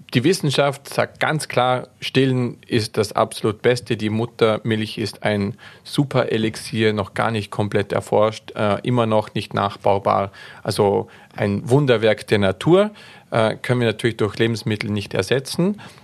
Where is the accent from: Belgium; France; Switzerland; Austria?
Austria; bei uns in Österreich